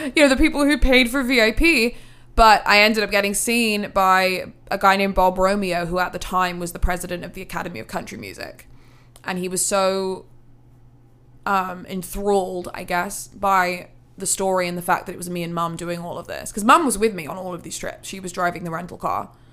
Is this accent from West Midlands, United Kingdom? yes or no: yes; Hereford, West Midlands, United Kingdom; moved away as an adult; now in Nashville, United States; I'm from England, originally. Very small, small, small, small city called Hereford.